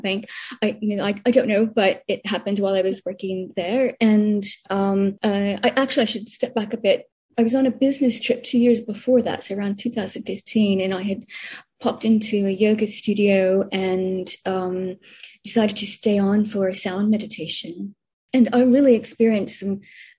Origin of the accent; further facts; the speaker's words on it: United States; moved away as an adult; also born or lived in Spain / United Kingdom / Tokyo, Japan; now in Hong Kong; as an American